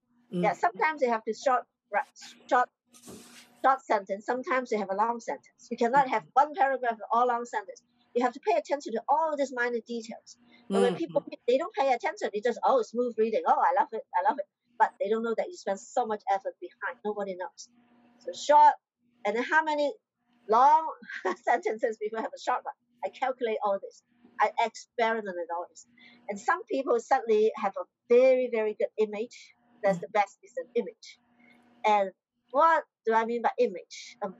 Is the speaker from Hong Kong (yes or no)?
yes; Hong Kong; English is a second language; I'm a Chinese from Hong Kong.